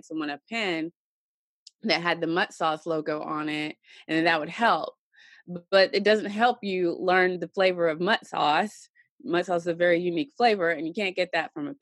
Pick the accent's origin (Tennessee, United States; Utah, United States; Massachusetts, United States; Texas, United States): Tennessee, United States; she moved into my grandparents' house out on a farm, farm country in Tennessee. And I grew up there